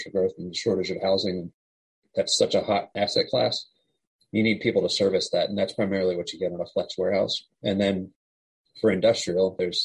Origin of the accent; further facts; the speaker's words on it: Winchester, Virginia, United States; also born or lived in San Francisco, California; now in Charlottesville, United States; Yeah, so I grew up in Winchester, Virginia. I live in Charlottesville now.